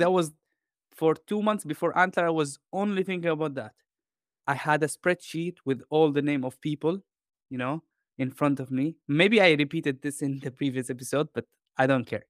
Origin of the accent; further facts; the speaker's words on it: Jordan; moved away; also born or lived in London / Spain / Denmark / Italy; I grew up in Jordan in, um, I would say in a humble, uh, you know, like, environment.